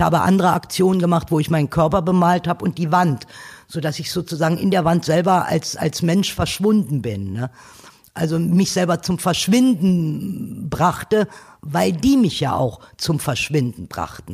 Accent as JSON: {"language": "German", "region": "Berlin", "country": "Germany", "tie": "born or raised there", "said": "1953 in Ostberlin geboren"}